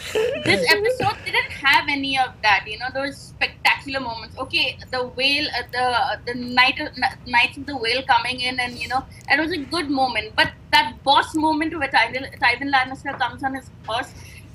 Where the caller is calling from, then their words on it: India; from India.